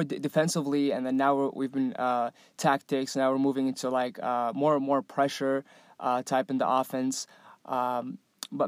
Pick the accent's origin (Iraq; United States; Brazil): Iraq; moved away; I come from Iraq.